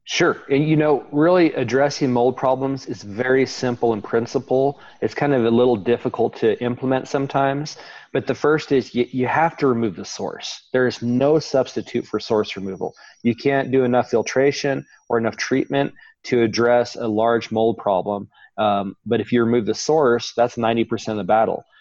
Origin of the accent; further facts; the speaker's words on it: Oklahoma, United States; growing up in Oklahoma